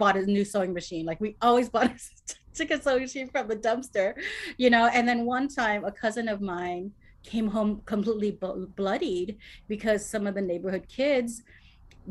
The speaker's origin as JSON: {"language": "English", "town": "Cerritos", "region": "California", "country": "United States", "tie": "born or raised there", "said": "I grew up in Cerritos."}